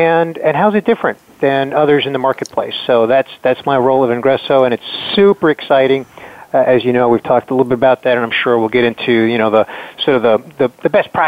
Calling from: Tampa, Florida, United States; I am calling in from Tampa Bay, Florida. Beautiful Tampa Bay on the west coast of Florida.

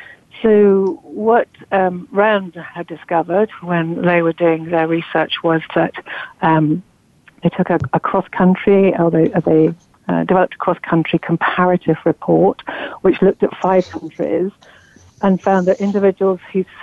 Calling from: London, United Kingdom; I'm calling in from London. It's 6 o'clock at night here.

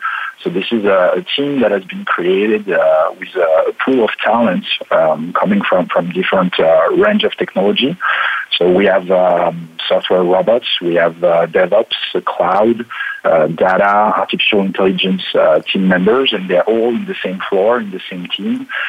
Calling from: Paris, Île-de-France, France; So I'm calling from Paris in France. I've been working in Paris since I graduated, and I'm still there.

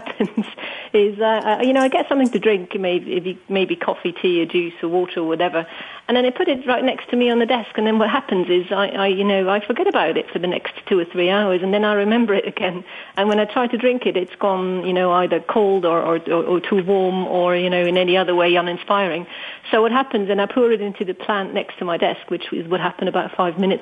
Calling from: Switzerland; I'm calling in from Switzerland

